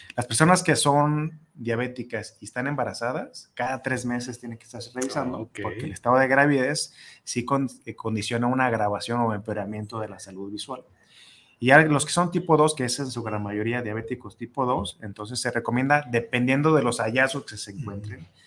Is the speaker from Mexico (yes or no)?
yes; Mexico; nosotros como mexicanos